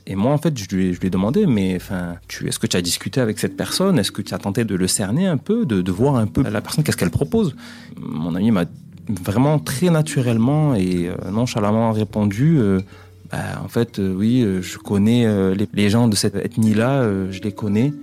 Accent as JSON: {"language": "French", "country": "Mayotte", "said": "je suis originaire de Mayotte."}